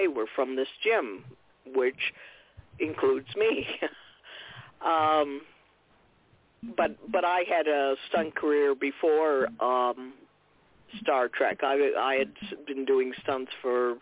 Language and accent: English; Saranac Lake, New York, United States; I was born and raised in Saranac Lake, New York, which is in the Adirondack Park